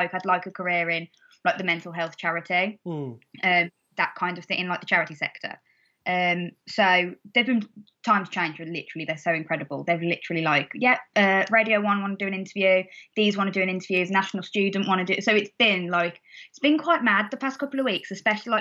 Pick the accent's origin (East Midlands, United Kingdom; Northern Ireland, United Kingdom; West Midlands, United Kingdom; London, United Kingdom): West Midlands, United Kingdom; Wolverhampton; accent: Wolverhampton; my Wolverhampton accent's not that bad.